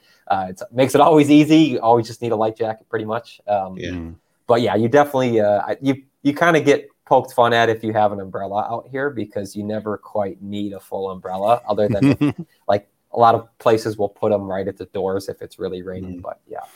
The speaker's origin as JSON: {"language": "English", "town": "Chicago", "region": "Illinois", "country": "United States", "tie": "born or raised there", "moved": "yes", "lives_now": "Washington, United States", "said": "I grew up in Chicago in the Midwest part of the United States"}